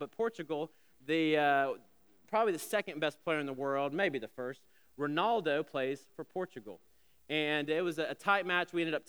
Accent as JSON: {"language": "English", "region": "Alabama", "country": "United States", "tie": "born or raised there", "said": "I'm just old enough to remember when I was a kid growing up in Alabama, I remember the whispers, even the stares, when an interracial couple would come into a restaurant."}